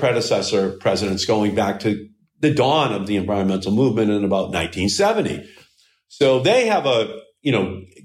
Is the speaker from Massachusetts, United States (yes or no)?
yes; Malden, Massachusetts, United States; I still live in the same house that I grew up in. So it's four blocks from the Malden River.